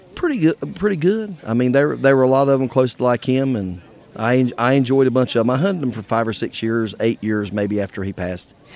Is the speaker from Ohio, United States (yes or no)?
no; Charlotte, North Carolina, United States; I'm from uh, like Charlotte, North Carolina.